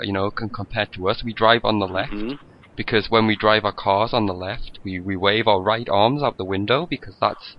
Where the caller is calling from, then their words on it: United Kingdom; I'm calling from the United Kingdom of Great Britain and Northern Ireland, sir.